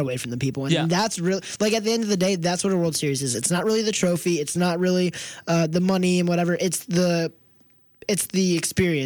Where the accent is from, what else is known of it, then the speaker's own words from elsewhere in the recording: Philadelphia, East Coast, United States; I'm an East Coast guy